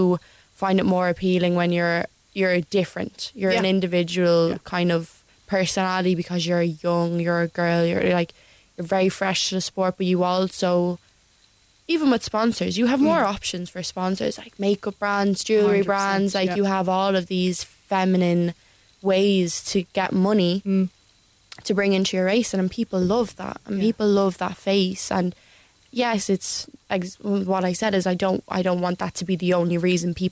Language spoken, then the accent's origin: English; Ireland; as an Irish person